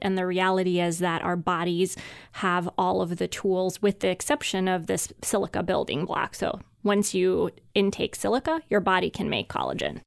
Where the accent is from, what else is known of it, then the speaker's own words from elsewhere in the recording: Hungary; moved away; I grew up in Hungary